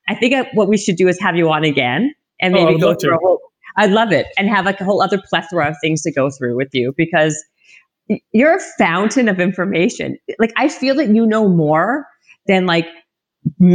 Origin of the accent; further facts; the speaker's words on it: Winnipeg, Manitoba, Canada; moved away; I'm from Winnipeg, right, in Canada, and I'm used to like minus 40